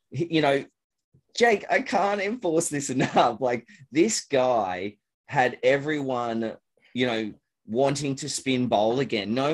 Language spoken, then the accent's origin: English; Australia; You know, and being an Australian um, hmm.